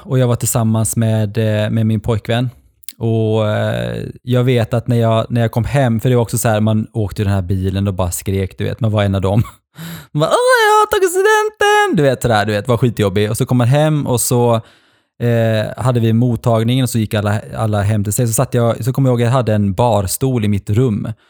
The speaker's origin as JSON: {"language": "Swedish", "country": "Norway", "tie": "born or raised there", "moved": "yes", "said": "pappa i Norge bor ju kvar i mitt Alltså där jag växte upp när jag var liten"}